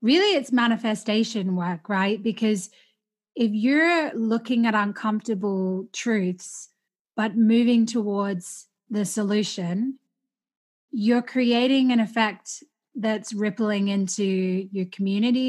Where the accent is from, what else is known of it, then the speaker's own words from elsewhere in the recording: Australia; growing up in Australia in a very racist culture